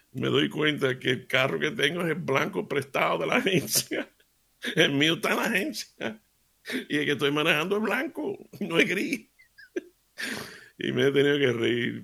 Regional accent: Seville, Andalusia, Spain; yo me crié en Sevilla

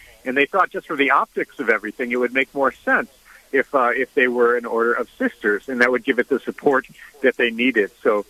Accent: Chicago, Illinois, United States; Personally, I'm from Chicago

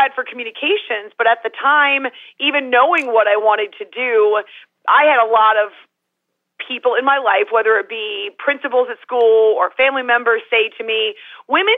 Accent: Concord, New Hampshire, United States; we grew up in the boonies in New Hampshire, Concord

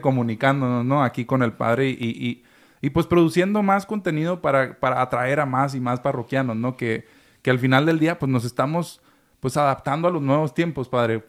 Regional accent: Chihuahua, Mexico; Yo soy chihuahuense

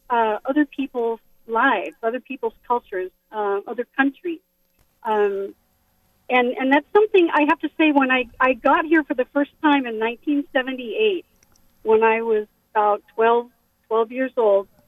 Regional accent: Bangkok, Thailand; born there; I was very fortunate to have been born and raised overseas um, I was born in Bangkok.

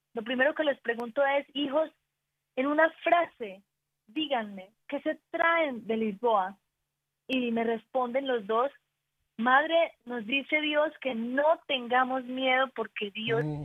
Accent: Antioquia, Colombia; Somos paisas, somos paisas

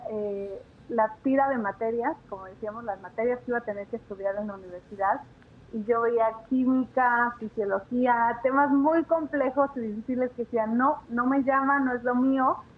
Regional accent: Mexico City, Mexico; also born or lived in Aguascalientes; yo nací en la Ciudad de México en el mes de mayo de, ya van a saber mi edad, en 1966. Y crecí en México.

